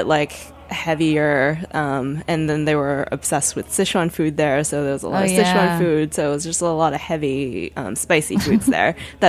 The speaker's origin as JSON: {"language": "English", "town": "Boston", "region": "Massachusetts", "country": "United States", "tie": "born or raised there", "also_born_or_lived": "Beijing", "said": "I grew up in Boston."}